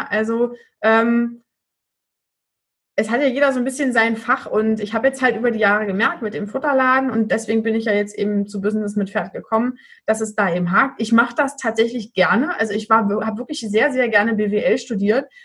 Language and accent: German; Magdeburg, Saxony-Anhalt, Germany; ich komme aus Magdeburg.